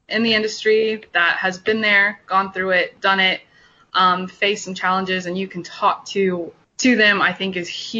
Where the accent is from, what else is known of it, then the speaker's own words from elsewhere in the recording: Houston, Texas, United States; down here in the South, I'm from Houston, Texas